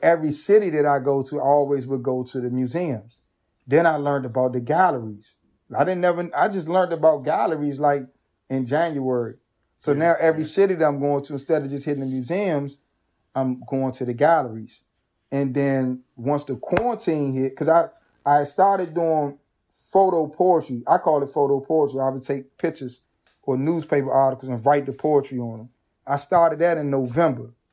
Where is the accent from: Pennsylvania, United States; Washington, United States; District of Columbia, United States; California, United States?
District of Columbia, United States; Washington; being from a marginalized community that was ravaged by crack cocaine and gun violence